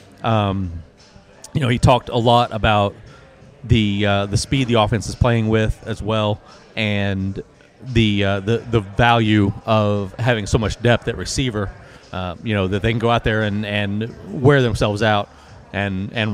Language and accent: English; Yukon, Oklahoma, United States; I grew up in Yukon, obviously a few miles down the road from State Fair Park